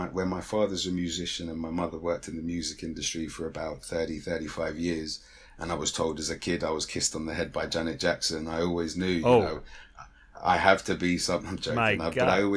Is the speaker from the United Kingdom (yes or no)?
yes; London, United Kingdom; I'm a Londoner through and through. So I mean that in the term that I was born and raised within literally zone one and zone two